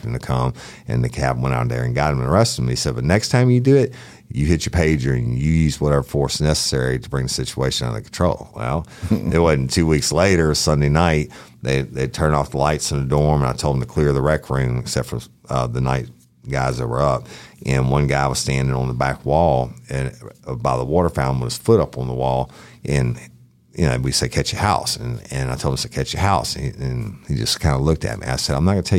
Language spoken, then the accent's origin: English; Clinton, Louisiana, United States; I was born and raised in Clinton when my grandfather was a judge